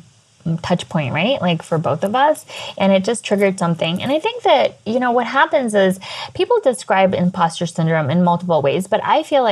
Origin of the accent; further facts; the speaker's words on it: United States; being American born confused Daisy